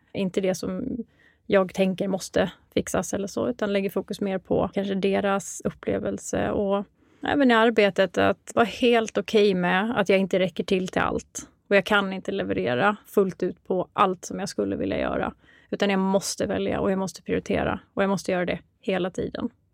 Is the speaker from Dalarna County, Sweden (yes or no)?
yes; Mora, Dalarna County, Sweden; moved away as an adult; also born or lived in Uppsala; now in Stockholm, Sweden; Jag kommer ursprungligen ifrån Mora i Dalarna